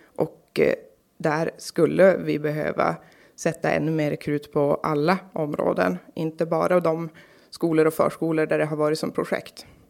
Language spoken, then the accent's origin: Swedish; Karlsborg, Norrbotten County, Sweden; also born or lived in Kalix; Jag är född i Kalix. Jag bor, eller är uppvuxen i Karlsborg. Eh, bor nu i Kalix på nytt